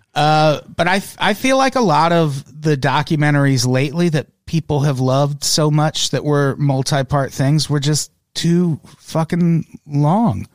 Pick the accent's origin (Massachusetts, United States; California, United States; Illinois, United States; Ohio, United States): Illinois, United States; I grew up in Illinois